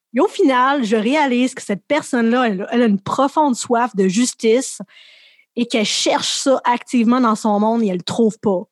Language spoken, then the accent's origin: French; Laval, Quebec, Canada; also born or lived in Montreal; J'ai grandi à Montréal, à Laval